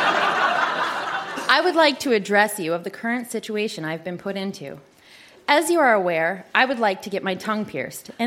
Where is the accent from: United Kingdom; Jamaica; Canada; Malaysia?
Canada; as a Canadian citizen